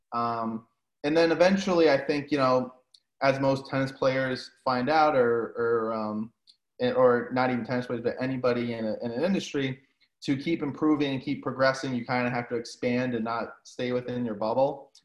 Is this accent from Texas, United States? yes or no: no; New England, Rhode Island, United States; I'm from New England, Rhode Island